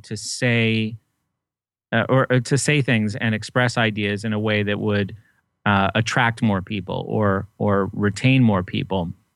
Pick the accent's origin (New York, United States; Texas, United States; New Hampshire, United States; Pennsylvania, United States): New Hampshire, United States; I grew up in New Hampshire